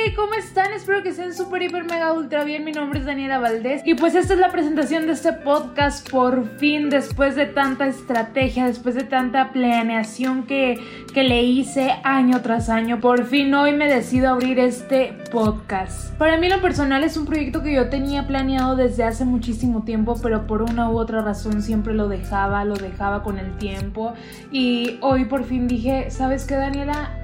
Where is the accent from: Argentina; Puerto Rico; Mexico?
Mexico; Tangamandapio, Michoacán; soy de Tangamandapio, Michoacán